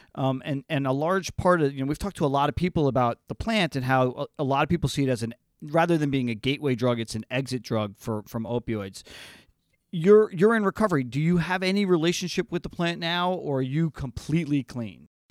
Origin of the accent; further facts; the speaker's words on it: New Jersey, United States; I grew up in Jersey in the '80s